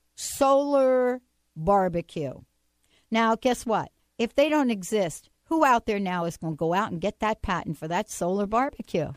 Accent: New Jersey, United States; I'm from Jersey.

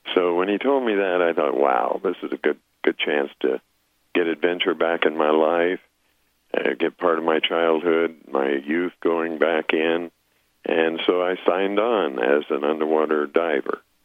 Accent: Apache Reservation, eastern Arizona, United States; moved away as an adult; I grew up on the Apache Reservation in eastern Arizona

